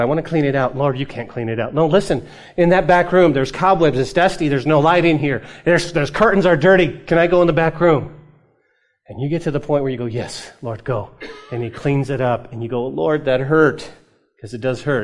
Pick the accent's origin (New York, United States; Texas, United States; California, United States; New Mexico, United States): New Mexico, United States; Growing up in New Mexico, when I was a kid, we weren't given allowance